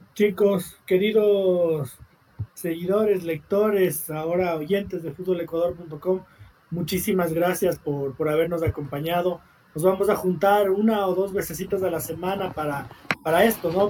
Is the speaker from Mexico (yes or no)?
no; Ecuador; siendo un ecuatoriano, creo yo, honesto, que vive aquí, que invierte aquí, que trabaja aquí, que ama su país